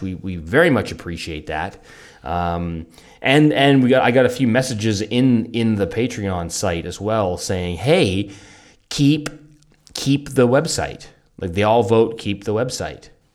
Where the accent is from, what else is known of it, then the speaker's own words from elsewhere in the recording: Canada; moved away; from Canada